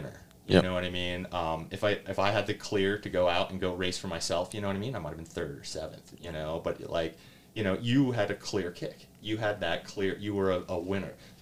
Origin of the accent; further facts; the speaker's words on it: Reading, Pennsylvania, United States; I grew up in Reading. I grew up in that society